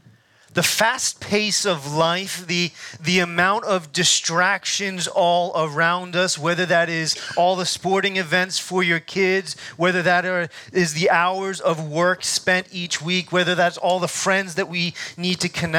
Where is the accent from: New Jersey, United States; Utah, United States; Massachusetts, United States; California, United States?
New Jersey, United States; moved away as an adult; also born or lived in Glen Mills, Pennsylvania; now in Delaware, United States; I grew up in New Jersey